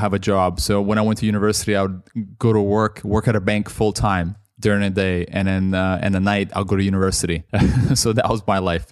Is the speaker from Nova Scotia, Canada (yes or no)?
no; Toronto, Ontario, Canada; moved away as an adult; also born or lived in Russia; now in London, United Kingdom; I grew up mostly in Canada